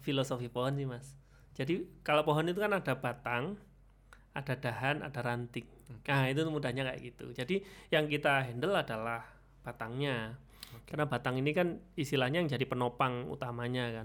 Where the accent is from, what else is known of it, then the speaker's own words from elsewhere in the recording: Jombang, East Java, Indonesia; now in Malang, Indonesia; saya kelahirannya Jombang mas, tapi udah hmm. KTP Malang